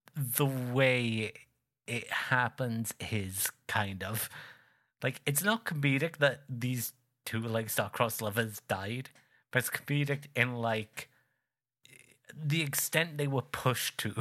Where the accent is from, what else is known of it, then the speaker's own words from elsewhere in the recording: United Kingdom; I'm not English. Uh, but the fellow guy from the same island as me